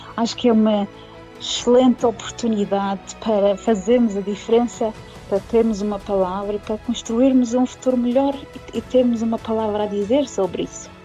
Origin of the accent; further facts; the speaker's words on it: Madeira, Portugal; moved away as an adult; now in United Kingdom; quando nós nascemos e vivemos na Madeira